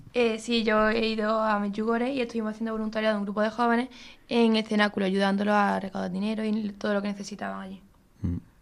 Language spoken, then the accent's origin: Spanish; Córdoba, Andalusia, Spain; moved away as an adult; now in Seville, Spain; Yo soy de Córdoba, pero estoy aquí en Sevilla estudiando farmacia